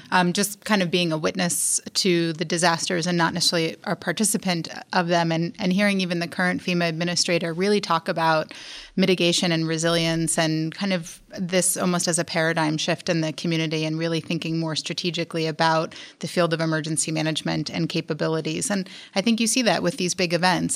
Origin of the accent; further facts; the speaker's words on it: New York, United States; moved away as an adult; also born or lived in New Orleans, Louisiana; I'm originally from New York